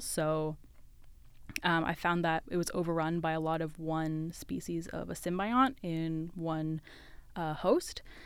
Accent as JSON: {"language": "English", "region": "West Coast", "country": "Canada", "moved": "as an adult", "lives_now": "London, Ontario, Canada", "said": "I'm from the West Coast"}